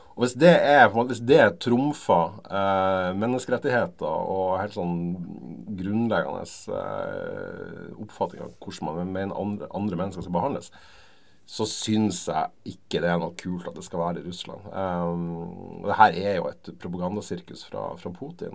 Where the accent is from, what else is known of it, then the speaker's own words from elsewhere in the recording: Norway; vi er jo norsk eh, og bor i Norge